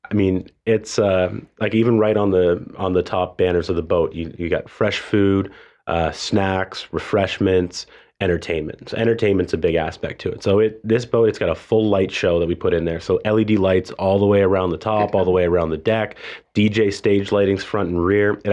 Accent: Toronto, Ontario, Canada; moved away; So I mean, I moved here from a different country. I moved here from Toronto, Canada

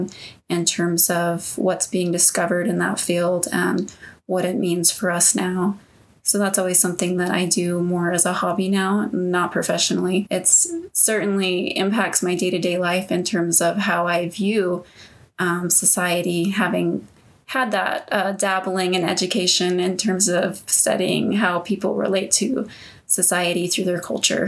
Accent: Texas, United States; I grew up in Texas, and Texas is huge, so that doesn't tell you very much.

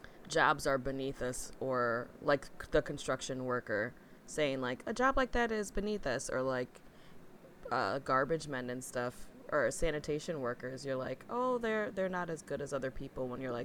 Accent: Dubai, United Arab Emirates; now in Toronto, Canada; And I grew up in Dubai, absolutely vile for human rights and abuse, especially with construction work. And now in Toronto

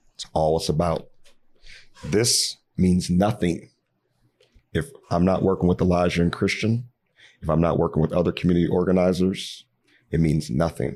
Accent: Cincinnati, Ohio, United States; now in Minneapolis, United States; I'm not from Minneapolis. I'm from Cincinnati originally, but I call this home.

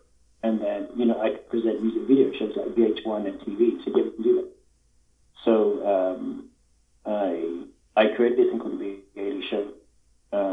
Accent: London, United Kingdom; I'm from London

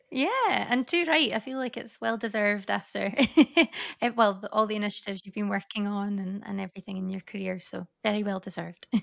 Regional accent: Scotland, United Kingdom; now in Paris, France; I'm obviously from Scotland originally, but Leeway is based in Paris. Um, so I'm living out there at the moment

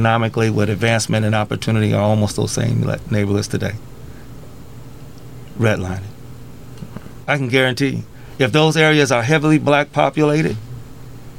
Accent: Rock Island, Illinois, United States; also born or lived in Davenport / Bettendorf / Moline / East Moline; I grew up in Rock Island. I've lived in almost every city of the Quad Cities

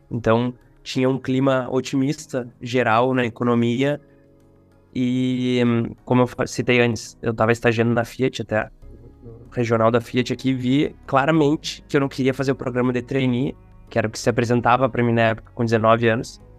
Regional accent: Rio Grande do Sul, Brazil; tenho 31 anos e vim do interior do Rio Grande do Sul da fronteira com a Argentina para a capital do estado.

